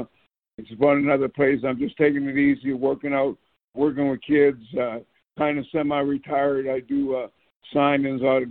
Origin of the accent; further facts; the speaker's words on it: Nova Scotia, Canada; moved away; also born or lived in Toronto; growing up in Nova Scotia, Canada, moved up to Toronto